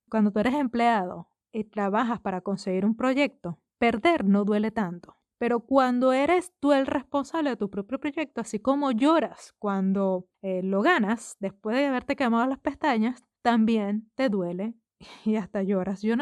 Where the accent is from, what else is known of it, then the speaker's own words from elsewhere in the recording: Venezuela; moved away; yo me fui de Venezuela antes de que terminara de construirse ese edificio